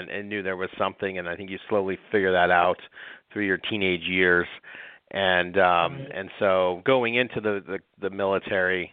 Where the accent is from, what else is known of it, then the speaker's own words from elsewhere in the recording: Seattle, Washington, United States; also born or lived in Palisades, Washington; I grew up in Washington State all throughout